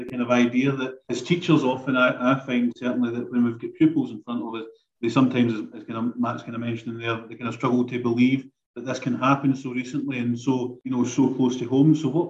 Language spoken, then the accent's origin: English; United Kingdom; as the British, we sometimes think of ourselves as very, you know, we weren't involved, we were morally right